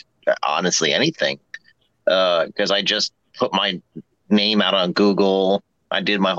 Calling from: Virginia, United States; I'm in Virginia.

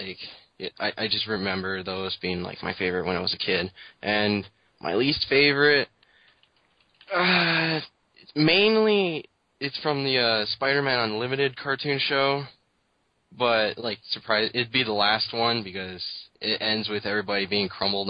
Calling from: Edmonton, Alberta, Canada; I'm calling from Edmonton, Alberta, Canada.

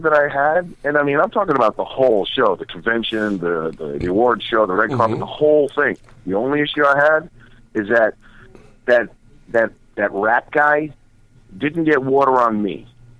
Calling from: Las Vegas, Nevada, United States; Yo, this is … I'm in Vegas. I'm in jail.

